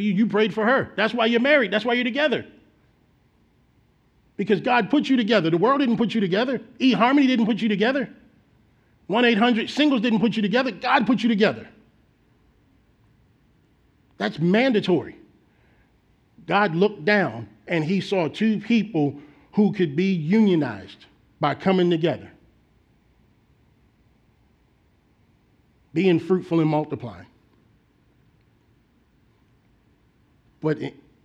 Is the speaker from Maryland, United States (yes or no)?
yes; Baltimore, Maryland, United States; moved away; back in my home state of Baltimore, Maryland